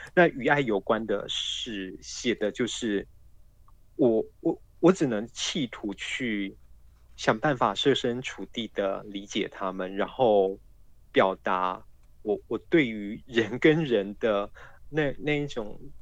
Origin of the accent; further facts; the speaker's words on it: Kaohsiung, Taiwan; 我的故乡高雄